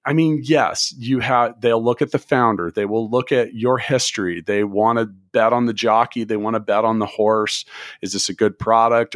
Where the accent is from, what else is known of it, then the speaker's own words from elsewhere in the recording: Kansas City, United States; moved away; also born or lived in Indianapolis; I grew up in Kansas City